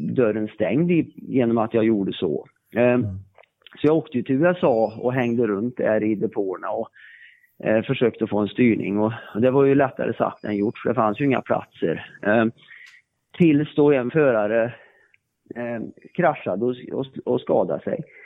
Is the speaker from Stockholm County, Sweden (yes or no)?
no; Värmland, Sweden; jag kommer ju från Värmland